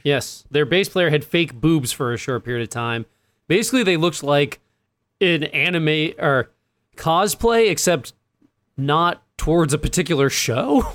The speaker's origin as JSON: {"language": "English", "region": "East Coast", "country": "United States", "said": "I'm from the East Coast"}